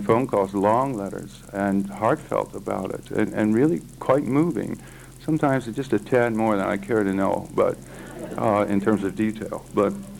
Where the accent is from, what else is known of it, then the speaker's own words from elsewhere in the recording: Iowa, United States; I'm from Iowa